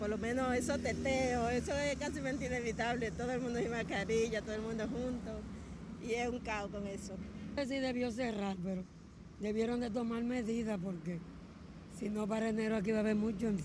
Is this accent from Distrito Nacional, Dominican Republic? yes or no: no; San Francisco de Macorís, Duarte, Dominican Republic; Yo vengo de San Francisco de Macorís y me dirijo a San Pedro de Macorís, donde mi familia, allá tengo mis hermanas y mi abuelo